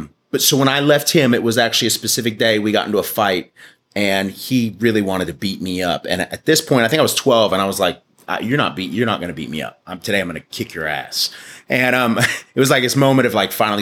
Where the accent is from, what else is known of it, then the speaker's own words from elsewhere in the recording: Dallas, Texas, United States; also born or lived in Glen Rose, Texas; I was born in Dallas at the old Parkland Hospital. Spent a lot of my life in Dallas, like Southeast Dallas